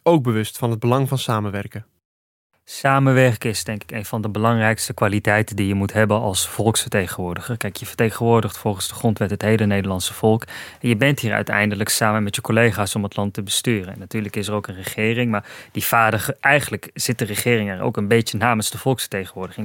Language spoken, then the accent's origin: Dutch; Almere, Flevoland, Netherlands; Ik kom uit Almere